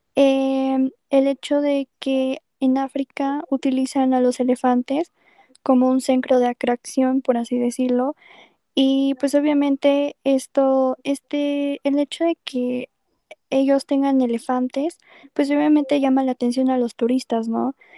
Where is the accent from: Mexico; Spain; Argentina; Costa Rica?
Mexico; como mexicanos